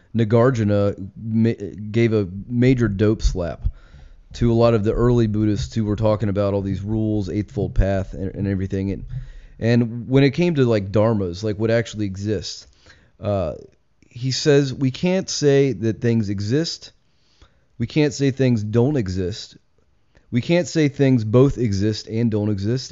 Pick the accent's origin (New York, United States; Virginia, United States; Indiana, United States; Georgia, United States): Virginia, United States; Richmond; I grew up in Richmond, um, born and raised